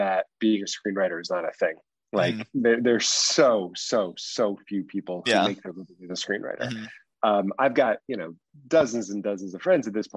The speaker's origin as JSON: {"language": "English", "region": "East Coast", "country": "United States", "tie": "born or raised there", "also_born_or_lived": "Los Angeles", "lives_now": "New York, United States", "said": "I grew up on the East Coast"}